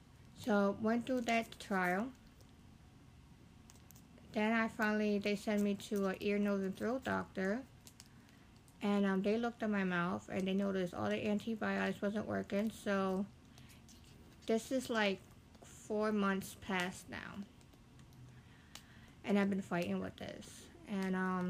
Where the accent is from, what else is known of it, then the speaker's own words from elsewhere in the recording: Lancaster, Pennsylvania, United States; I'm from Lancaster